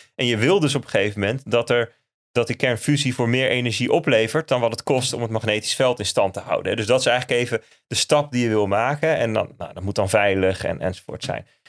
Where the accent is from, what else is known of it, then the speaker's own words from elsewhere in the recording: Netherlands; wij als Nederlanders